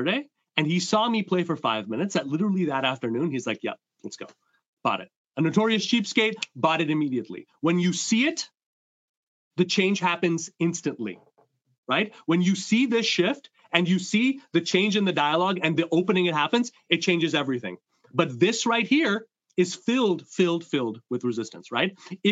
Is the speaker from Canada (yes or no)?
yes; Montreal, Quebec, Canada; I come from two Indian immigrants growing up in Montreal